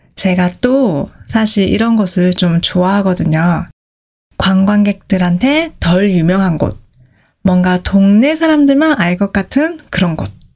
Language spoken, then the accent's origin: Korean; South Korea; 제가 한국에서 왔다고 하면